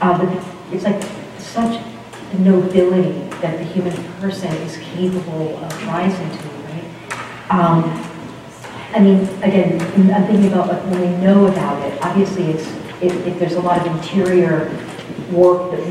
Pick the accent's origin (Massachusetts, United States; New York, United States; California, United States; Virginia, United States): Massachusetts, United States; Boston; now in Vienna, United States; I'm from Boston.